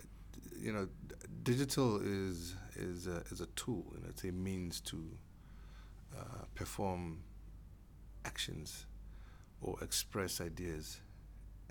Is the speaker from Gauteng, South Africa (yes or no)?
yes; Soweto, Gauteng, South Africa; I had to go to school, like any other kid growing up in Diepkloof and Soweto.